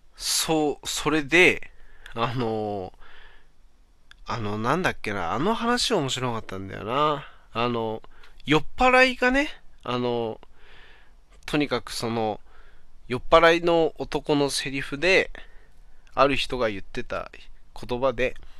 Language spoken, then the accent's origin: Japanese; Aomori, Japan; now in Saitama, Japan; 俺、出身が青森だからさ、今となってはまあ埼玉に住んでんだけど